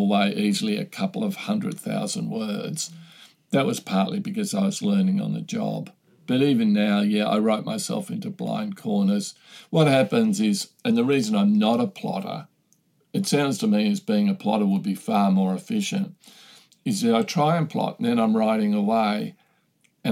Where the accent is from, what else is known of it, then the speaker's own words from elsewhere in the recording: Australia; I'm Australian